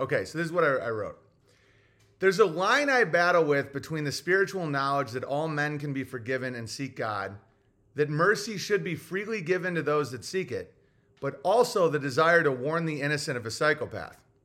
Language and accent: English; Tennessee, United States; Growing up in Tennessee